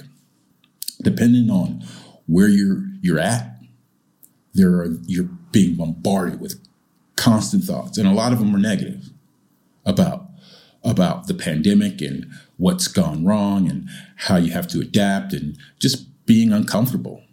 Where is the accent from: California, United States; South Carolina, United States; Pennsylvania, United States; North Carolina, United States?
California, United States; moved away as an adult; also born or lived in Japan; now in Changzhou, China; I'm from California, and I grew up having a few big earthquakes